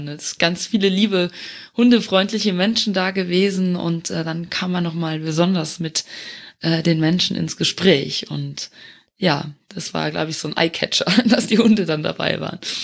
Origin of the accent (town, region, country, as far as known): Luxembourg; born or raised there; moved away as an adult; also born or lived in Eifel, Germany; now in Germany